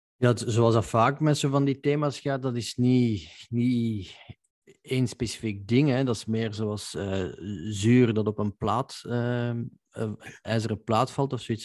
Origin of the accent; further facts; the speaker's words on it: Belgium; als Belg